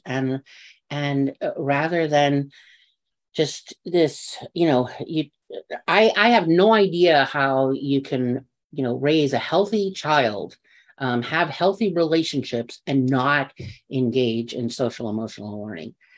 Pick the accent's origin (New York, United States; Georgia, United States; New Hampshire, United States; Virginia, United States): New York, United States; I'm from New York and I can talk fast